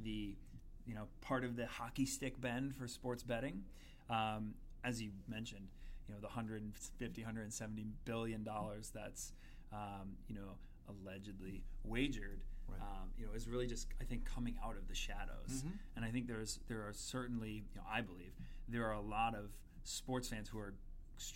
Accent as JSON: {"language": "English", "area": "Long Island", "region": "New York", "country": "United States", "said": "I'm from Long Island, dyed-in-the-wool Islander fan"}